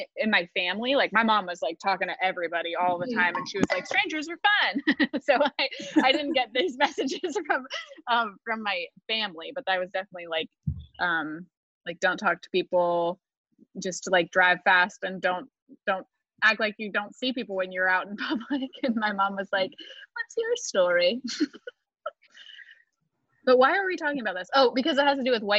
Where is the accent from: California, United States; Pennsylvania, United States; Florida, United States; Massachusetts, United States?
Pennsylvania, United States; near Pittsburgh; moved away as an adult; now in Chicago, United States; I'm from near Pittsburgh